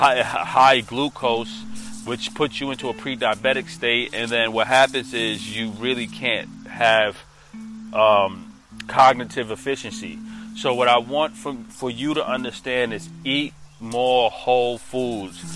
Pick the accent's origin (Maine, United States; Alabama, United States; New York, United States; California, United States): New York, United States; I'm a New Yorker